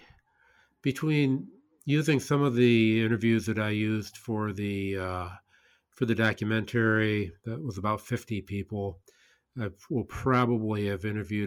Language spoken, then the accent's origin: English; Buffalo, New York, United States; we were regarded as an industrial, a bleak industrial wasteland by the rest of the world